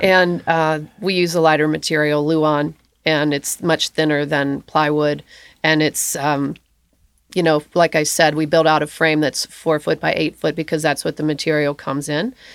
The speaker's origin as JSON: {"language": "English", "town": "Augusta", "region": "Kentucky", "country": "United States", "said": "I'm from Augusta, Kentucky"}